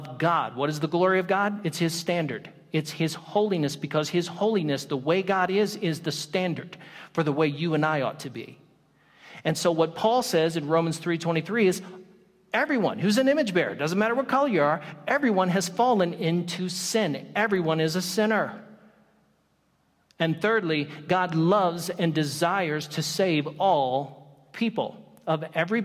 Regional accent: the South, United States; I come from the South

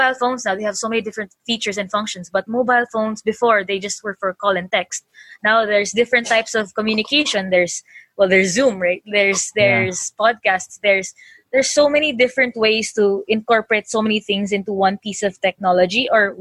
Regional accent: Philippines; growing up as a Filipina engineer

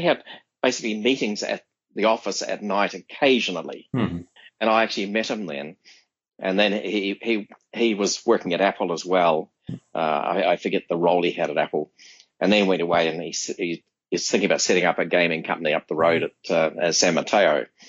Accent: Sydney, New South Wales, Australia; now in United States; this is an Australian group. And where are you from? Oh, you're from Sydney. And one of the guys here, he lived in the same suburb as I did.

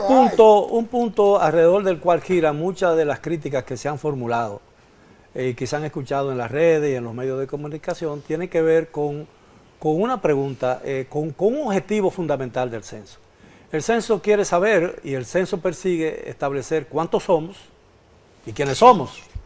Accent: Dominican Republic; cuántos realmente somos dominicanos

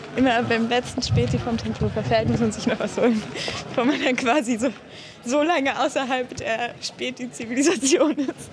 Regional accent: Berlin, Germany; ich bin ja in Berlin aufgewachsen

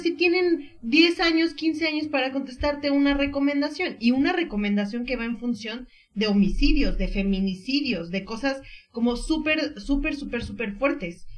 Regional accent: Mexico; nuestro país

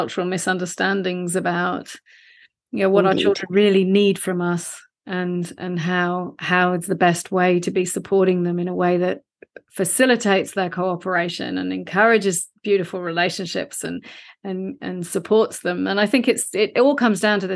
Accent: London, United Kingdom; now in Australia; I was raised in the UK. I'm from London originally.

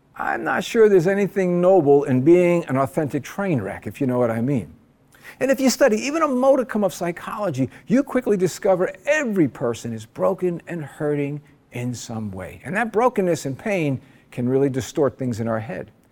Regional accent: New Jersey, United States; now in Honolulu, United States; As a kid back in New Jersey, I grew up in the Eastern Orthodox Church.

